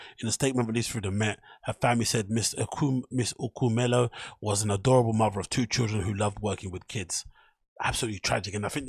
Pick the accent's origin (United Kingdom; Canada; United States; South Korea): United Kingdom; Newham, London; from Newham, the same borough that I grew up in East London